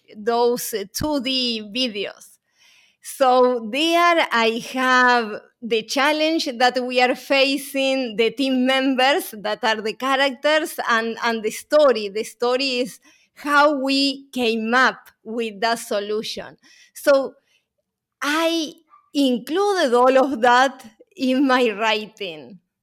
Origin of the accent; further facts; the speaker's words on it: Uruguay; moved away; my accent is not from New York, because I'm originally from Uruguay